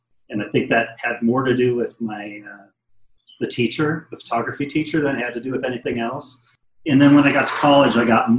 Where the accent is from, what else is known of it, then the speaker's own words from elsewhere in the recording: Wisconsin, United States; born there; I was born in Wisconsin, and then my dad worked for the government, so I moved kind of all over the place.